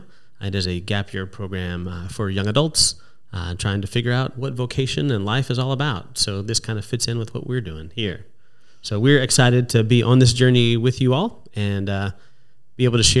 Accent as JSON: {"language": "English", "region": "Texas", "country": "United States", "tie": "born or raised there", "also_born_or_lived": "Atlanta, Georgia", "moved": "as an adult", "lives_now": "East Tennessee, United States", "said": "I grew up in Texas"}